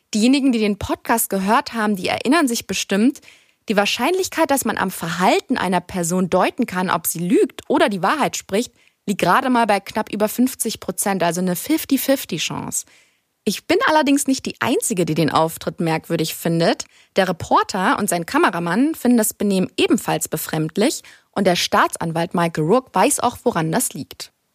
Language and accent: German; Germany; bei uns in Deutschland